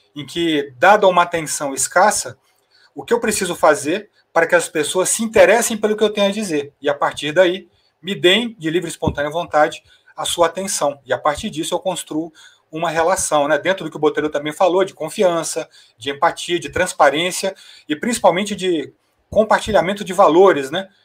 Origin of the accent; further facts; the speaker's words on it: Goiás, Brazil; no meu caso, que sou goiano